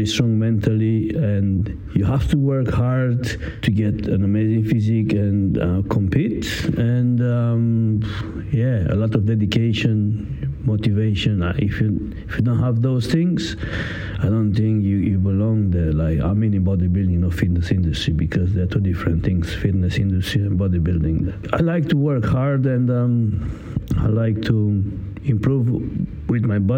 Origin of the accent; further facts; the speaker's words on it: Italy; English is a second language; moved away as an adult; now in London, United Kingdom; I came from Italy. In UK, I am already 7 years, something like that.